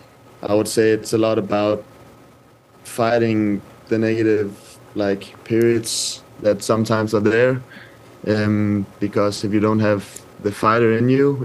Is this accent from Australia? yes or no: no; Denmark; moved away as an adult; also born or lived in Sweden; now in Italy; I grew up in Midtjylland in Denmark, which has a great academy